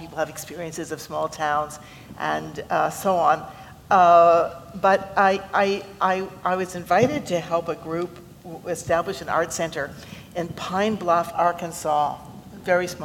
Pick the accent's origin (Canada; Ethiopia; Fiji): Canada; I'm a Canadian